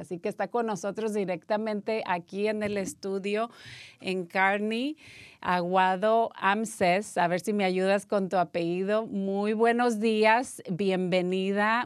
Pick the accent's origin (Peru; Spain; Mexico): Mexico; Yo soy mexicana